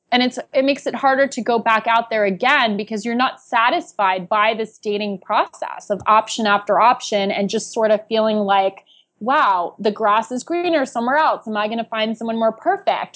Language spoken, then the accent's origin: English; New York City, New York, United States; also born or lived in New Jersey; I am a New Yorker